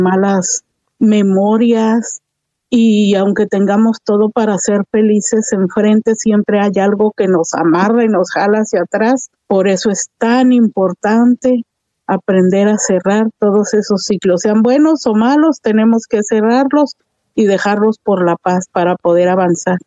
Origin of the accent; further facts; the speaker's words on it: Mexico; como buenas mexicanas